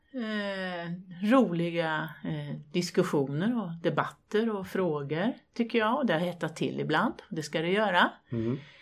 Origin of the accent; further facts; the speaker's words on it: Värmland, Sweden; also born or lived in Högboda, Kil Municipality; Jag kommer från Värmland, bor på landet